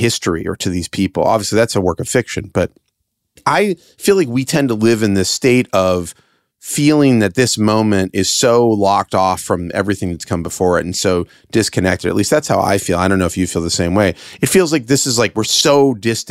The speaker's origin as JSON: {"language": "English", "country": "United States", "said": "as an American"}